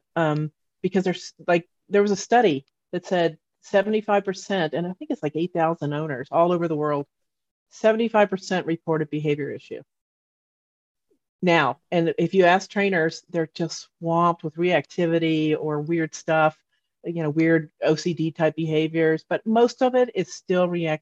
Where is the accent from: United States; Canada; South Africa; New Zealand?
United States; Texas; moved away as an adult; I come from Texas